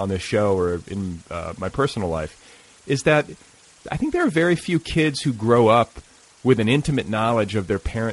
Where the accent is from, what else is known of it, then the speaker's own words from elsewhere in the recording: Indiana, United States; I'm from Indiana